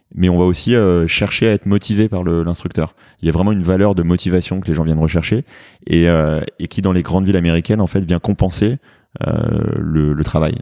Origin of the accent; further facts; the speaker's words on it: France; accent: French; moved away as an adult; now in New York, United States; mon accent français en anglais qui est très prononcé